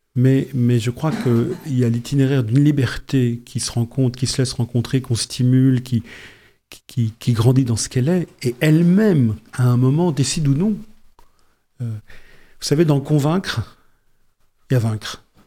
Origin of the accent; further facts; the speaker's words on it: Yvelines, Île-de-France, France; moved away as an adult; also born or lived in Amiens; now in Pas-de-Calais, France; je viens des Yvelines